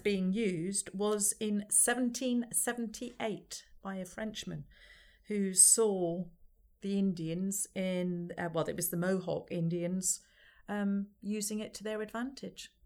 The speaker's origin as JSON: {"language": "English", "region": "Scotland", "country": "United Kingdom", "said": "I'm Scottish"}